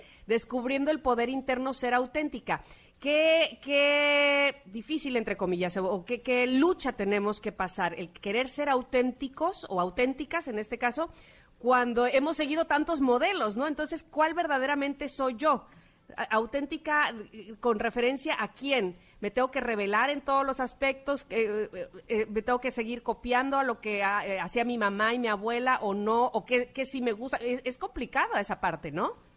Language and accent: Spanish; Veracruz, Mexico; siendo veracruzana